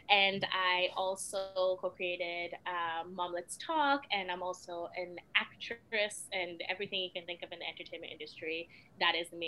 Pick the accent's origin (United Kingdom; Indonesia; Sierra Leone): Sierra Leone; now in Canada; I was born in Sierra Leone, fled during the war, like all that, you know, sad stuff and whatnot, and then came to Canada as a refugee